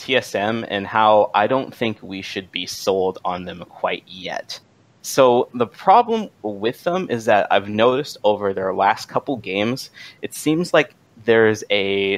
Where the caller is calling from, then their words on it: Washington, District of Columbia, United States; Calling from Washington, D.C.